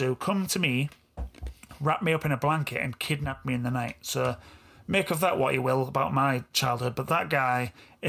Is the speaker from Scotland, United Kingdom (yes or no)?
no; Yorkshire and the Humber, United Kingdom; accent: East Yorkshire; East Yorkshire guy from Hull and Beverley. My accent.